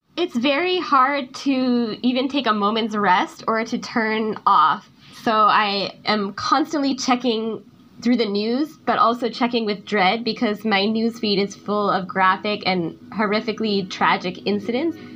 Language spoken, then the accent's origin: English; United States; moved away as an adult; now in Myanmar; I was stuck in the United States in my hometown due to COVID.